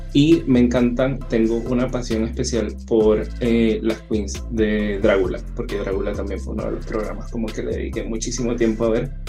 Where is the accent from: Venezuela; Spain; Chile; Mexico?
Chile; Acá en Chile, como el inglés no es nuestro primer idioma